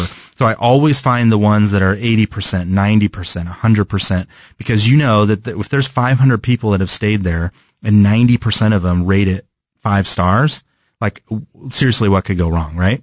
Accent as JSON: {"language": "English", "region": "California", "country": "United States", "moved": "yes", "said": "I'm from California, where the weather is pretty constant all the time"}